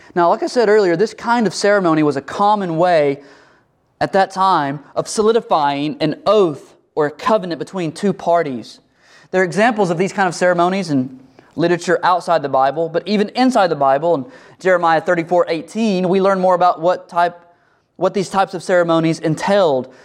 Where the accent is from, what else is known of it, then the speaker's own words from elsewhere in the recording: United States; we're American